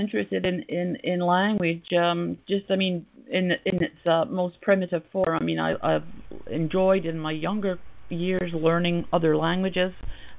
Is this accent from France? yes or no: no; Scotland, United Kingdom; so I'm from the UK. Originally, I'm from Scotland, right?